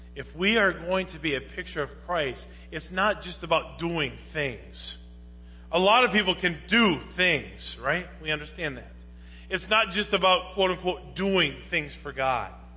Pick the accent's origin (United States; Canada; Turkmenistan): United States; I'm American